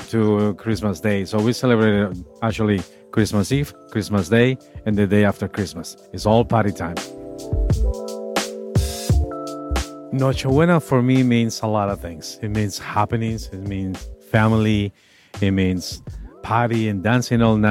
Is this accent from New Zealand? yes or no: no; Colombia; now in East Boston, United States; I am from Colombia.